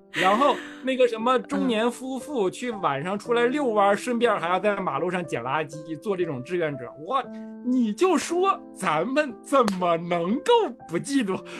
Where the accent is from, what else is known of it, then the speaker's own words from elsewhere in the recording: Jinzhou, Liaoning, China; moved away; 我们那儿烧烤真的非常有特色，人咋说呢？全国烧烤当年叫做全国烧烤看东北，东北烧烤看锦州